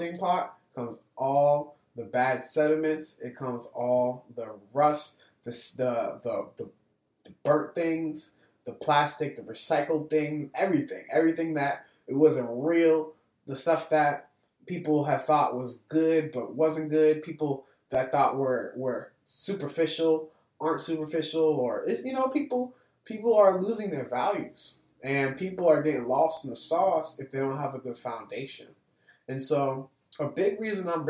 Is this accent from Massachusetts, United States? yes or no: yes; Boston, Massachusetts, United States; here in my hometown, in the place that I was raised